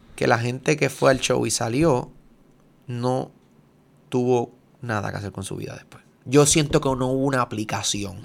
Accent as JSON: {"language": "Spanish", "country": "Puerto Rico", "said": "soy puertorriqueño"}